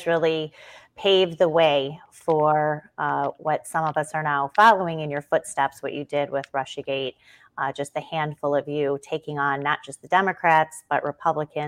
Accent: Illinois, United States; I worked for elected officials and candidates in my home state of Illinois in suburban Chicago.

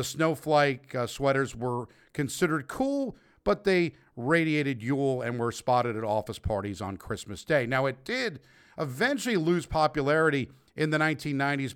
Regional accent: North Bergen, New Jersey, United States; moved away; also born or lived in New York; my hometown of North Bergen, New Jersey.

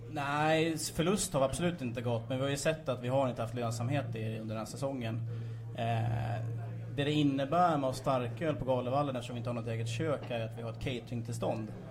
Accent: Gävle, Gävleborg County, Sweden; Jag själv är uppväxt i Gifland, jag kommer från Sörby

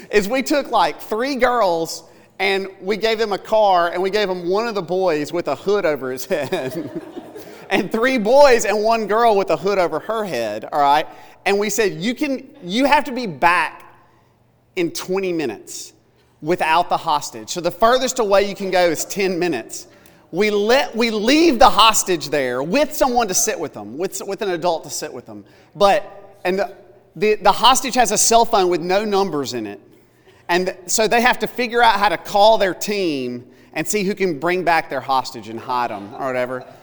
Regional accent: Tupelo, Mississippi, United States; also born or lived in South Carolina / Louisiana; now in Alabama, United States; Tupelo, Mississippi, which is also my hometown, uh, or I'm from all over the place. I was born in South Carolina.

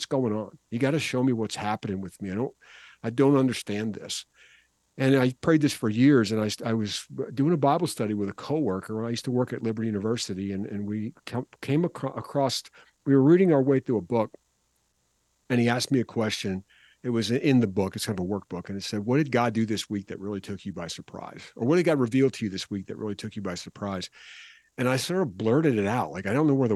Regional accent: Philadelphia, Pennsylvania, United States; I'm from the Philadelphia area, and we start school a little bit later than they do in the South

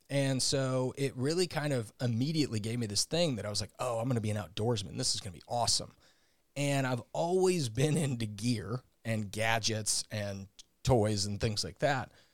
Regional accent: St. Louis, Missouri, United States; also born or lived in Indiana; I grew up in Saint Louis, Missouri, where I still currently live.

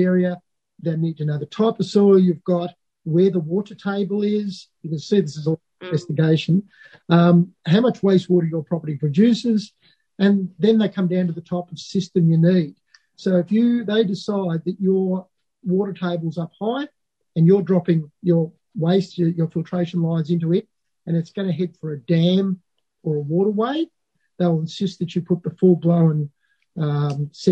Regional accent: Alexandra, Victoria, Australia; I come from Alexandra, Eildon.

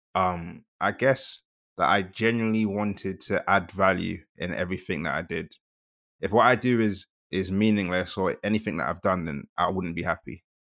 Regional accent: London, United Kingdom; also born or lived in Kent; I'm first generation Nigerian born and raised in South London

